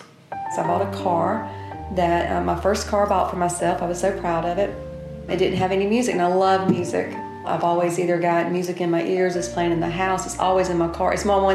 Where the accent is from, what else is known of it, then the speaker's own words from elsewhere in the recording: Pepperell, Alabama, United States; I grew up in Pepperell, Alabama. I grew up in a very simple life. Looking back now into it, I would say in a poor family.